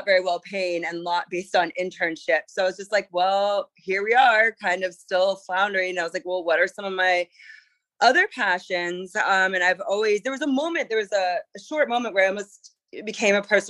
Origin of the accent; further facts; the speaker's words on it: Charleston, South Carolina, United States; moved away as an adult; also born or lived in East Coast; now in San Francisco, United States; I moved from Charleston, South Carolina, grew up on the East Coast, to San Francisco.